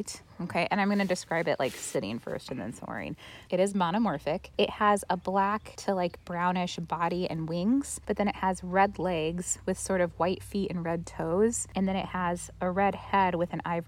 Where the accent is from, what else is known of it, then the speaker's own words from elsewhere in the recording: Missouri, United States; my hometown in Missouri